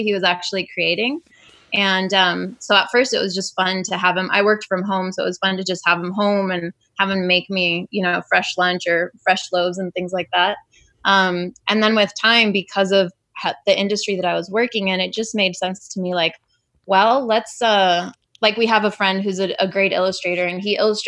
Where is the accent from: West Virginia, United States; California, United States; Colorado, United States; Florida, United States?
California, United States; Modesto; now in Long Beach, United States; I grew up in California